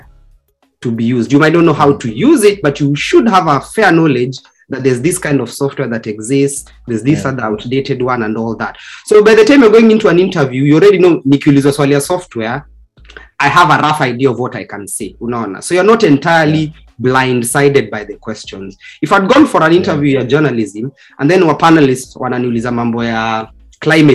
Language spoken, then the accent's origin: English; Kenya; being Kenyan